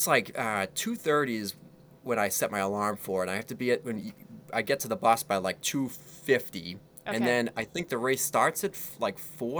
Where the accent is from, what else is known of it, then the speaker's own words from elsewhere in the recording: Boston, Massachusetts, United States; I would like to see … removed, and I love …. Okay. I'm from Boston. …'s from Boston